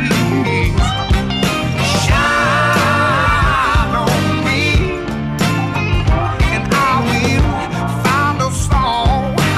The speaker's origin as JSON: {"language": "English", "region": "Louisiana", "country": "United States", "said": "I'm from Louisiana."}